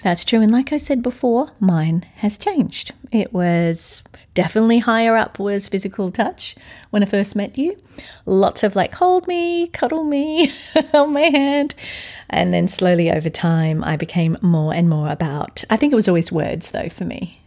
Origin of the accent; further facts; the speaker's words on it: Australia; moved away as an adult; also born or lived in London, United Kingdom / California, United States; now in Atlanta, United States; Now I'm an Aussie in Atlanta, Georgia, U S